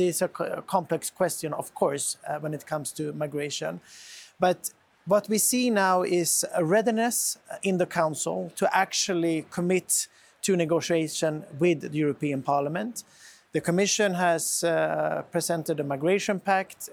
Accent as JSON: {"language": "English", "country": "Sweden", "said": "my home country in Sweden"}